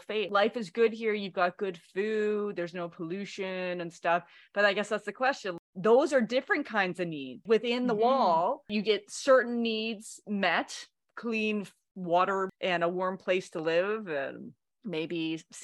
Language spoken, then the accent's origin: English; Canada; we are also Canadian